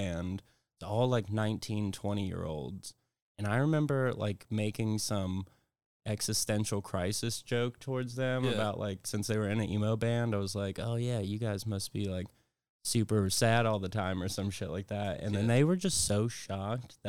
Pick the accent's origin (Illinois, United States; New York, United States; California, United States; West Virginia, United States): West Virginia, United States; I'm from West Virginia